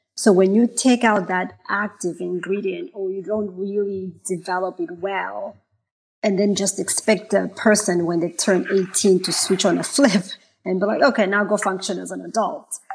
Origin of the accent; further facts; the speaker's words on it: Malawi; moved away as an adult; also born or lived in Zimbabwe; now in United States; I was born in Malawi. I was raised in Zimbabwe half of my mm-hmm. life, and then moving back to to Malawi.